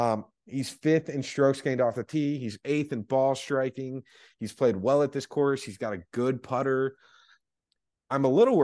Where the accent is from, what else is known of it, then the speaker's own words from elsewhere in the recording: Las Vegas, Nevada, United States; It was like growing up in Vegas.